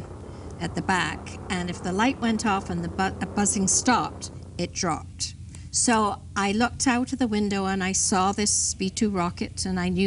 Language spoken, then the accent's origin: English; London, United Kingdom; I was born in England